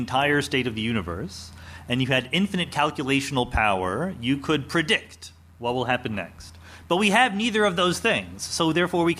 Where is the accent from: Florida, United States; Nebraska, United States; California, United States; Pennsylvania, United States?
Pennsylvania, United States; Outside Philadelphia; moved away; Outside Philadelphia